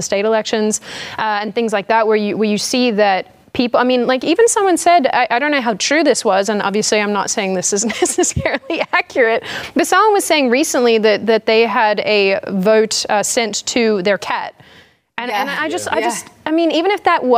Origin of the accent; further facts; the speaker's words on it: Australia; now in United States; as an Aussie